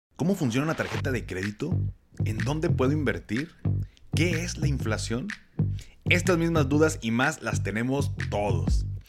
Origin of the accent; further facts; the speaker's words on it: Mexico; nosotros como mexicanos